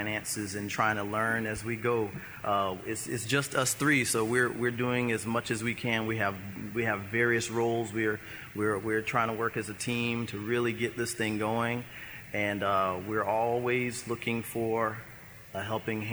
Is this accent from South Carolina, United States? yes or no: yes; Sumter, South Carolina, United States; I was born and raised in Sumter, South Carolina